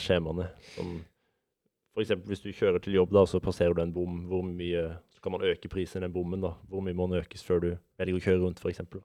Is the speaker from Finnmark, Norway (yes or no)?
no; Vegårshei, Agder, Norway; now in Oslo, Norway; Jeg kommer fra Vegårshei